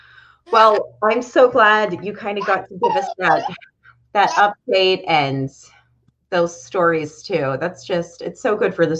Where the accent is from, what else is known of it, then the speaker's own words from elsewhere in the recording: Pennsylvania, United States; now in North Carolina, United States; And then I'm from Pennsylvania.